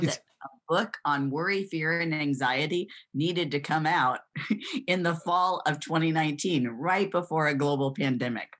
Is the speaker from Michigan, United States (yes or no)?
yes; Kalamazoo, Michigan, United States; moved away as an adult; also born or lived in Florida / Texas; now in Greenville, United States; I'm originally from Kalamazoo, Michigan